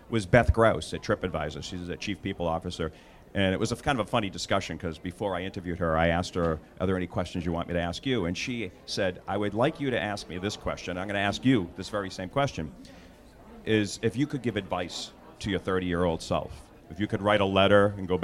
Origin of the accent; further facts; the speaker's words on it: Boston, Massachusetts, United States; accent: Boston; I have a Boston accent